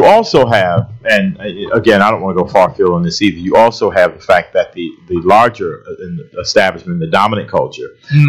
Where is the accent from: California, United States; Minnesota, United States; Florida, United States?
Florida, United States; moved away; also born or lived in Texas; I'm from Florida.